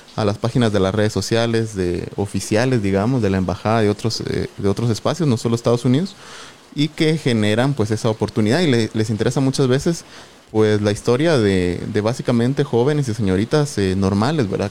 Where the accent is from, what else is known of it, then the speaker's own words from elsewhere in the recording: Sololá, Guatemala; Soy originario de Solola, eh, Solola, Solola, ¿verdad? uno de los departamentos aquí vecinos